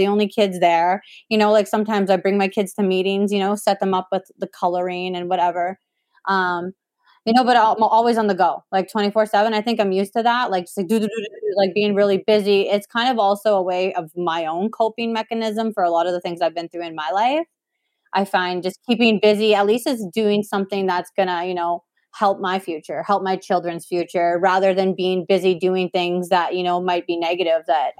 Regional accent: Saskatoon, Saskatchewan, Canada; also born or lived in Whitecap Dakota First Nation; I grew up back and forth between Whitecap and Saskatoon

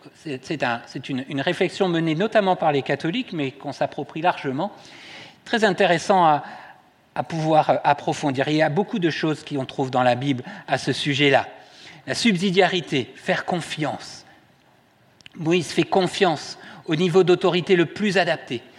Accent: Toulouse, Occitania, France; je suis né à Toulouse

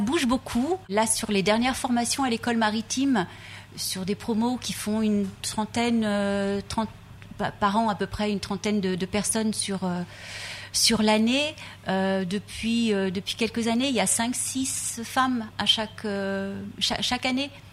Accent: Brittany, France; je viens de Bretagne

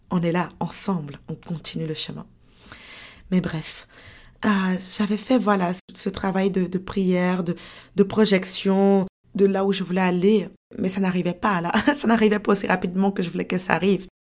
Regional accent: France; now in Canada; Et voilà comment je me suis retrouvée au Canada. Voilà comment j'ai quitté la France pour le Canada.

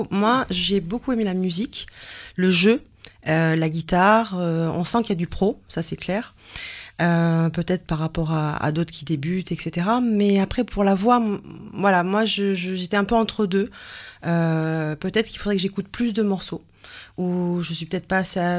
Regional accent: France; je suis revenue chez nous en France

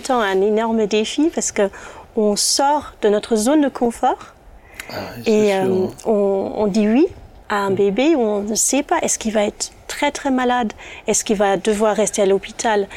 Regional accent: Germany; first language German; French is a second language; je suis allemande

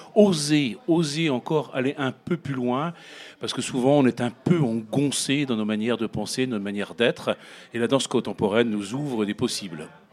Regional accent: Brittany, France; je viens de Bretagne

